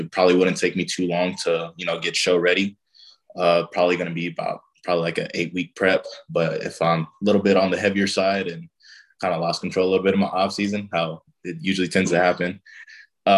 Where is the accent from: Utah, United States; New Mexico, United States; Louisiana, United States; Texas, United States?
Texas, United States; Odessa; our hometown